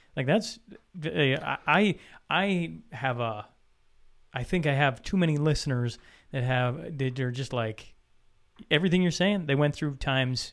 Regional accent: Saskatchewan, Canada; now in Alberta, Canada; I'm an Albertan, born and raised in Saskatchewan, now living in Alberta

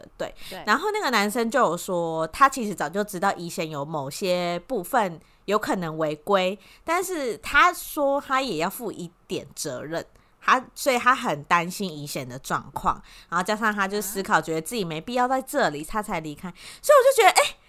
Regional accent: Taiwan; 比较像我们台湾人

